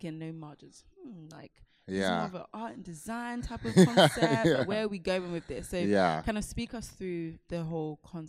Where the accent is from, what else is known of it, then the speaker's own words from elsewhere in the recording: Ghana; I'm from Ghana.